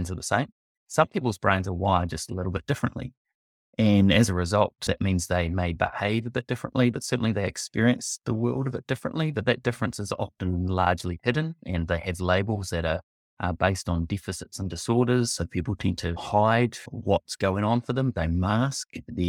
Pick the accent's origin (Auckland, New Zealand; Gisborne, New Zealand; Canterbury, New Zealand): Canterbury, New Zealand; Timaru; also born or lived in Belgium; originally from Timaru in the deep south, east coast of South Island, and grew up there.